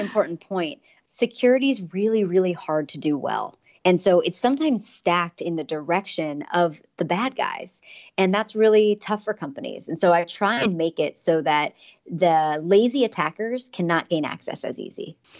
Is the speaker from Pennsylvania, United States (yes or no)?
yes; Pittsburgh, Pennsylvania, United States; now in San Francisco, United States; I grew up in Pittsburgh, Pennsylvania